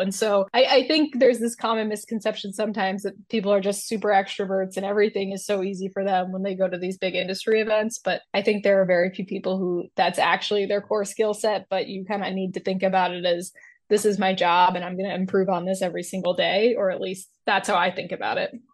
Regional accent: Fort Lauderdale, Florida, United States; moved away; my hometown in Fort Lauderdale

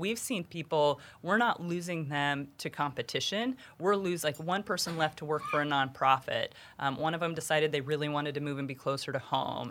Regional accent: Jackson, Wyoming, United States; moved away as an adult; now in Kansas City, United States; growing up in Jackson Hole

